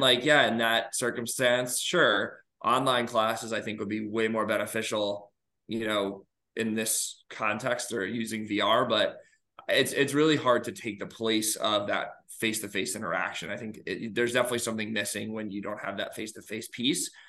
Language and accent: English; New York, United States; moved away as an adult; also born or lived in Georgia / Alabama; now in Illinois, United States; I am originally from New York